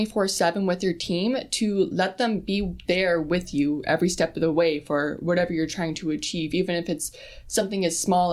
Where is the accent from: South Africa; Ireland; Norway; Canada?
Canada; Sault Ste. Marie, Ontario; I'm born and raised in Sault Ste. Marie